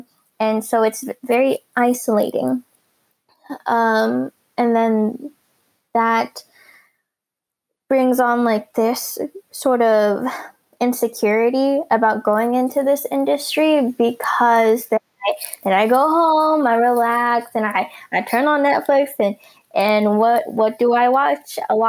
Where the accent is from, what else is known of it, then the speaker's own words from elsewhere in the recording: United States; I'm a three-dimensional person, especially being Filipino-American. I am mixed with all the cultures that make up a Filipino, but then having to do the tango and being American at the same time.